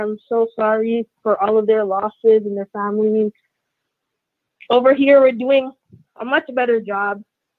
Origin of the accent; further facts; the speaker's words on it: Toronto, Ontario, Canada; I'm from Toronto, Canada.